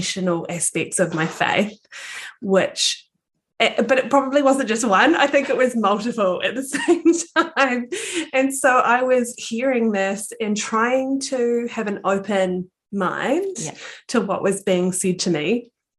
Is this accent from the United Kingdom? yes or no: no; Palmerston North, Manawatū-Whanganui, New Zealand; also born or lived in Thailand; So I am a girl from Aotearoa, New Zealand, and I was born and bred in the fabulous town of Palmerston North